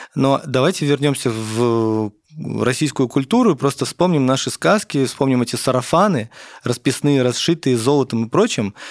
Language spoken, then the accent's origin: Russian; Tashkent, Uzbekistan; я родился в Узбекистане, в Ташкенте